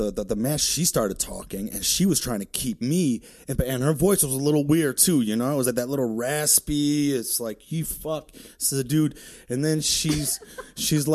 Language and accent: English; Detroit, Michigan, United States; I'm from Detroit, right? I'm from this area